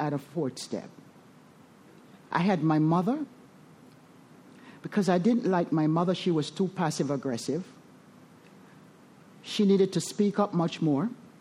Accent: Jamaica; moved away; I was born in the Caribbean, Jamaica. Resentful at the country that I was born

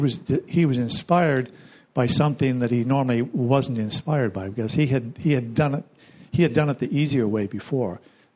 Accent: Akron, Ohio, United States; I'm from Akron, Ohio. I know that area very well.

